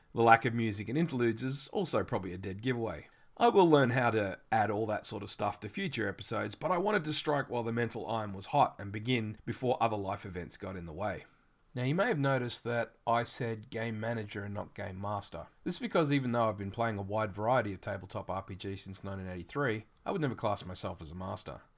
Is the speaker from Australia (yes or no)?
yes; Australia; accent: Australian; I live in Australia, which you've probably already guessed by my accent.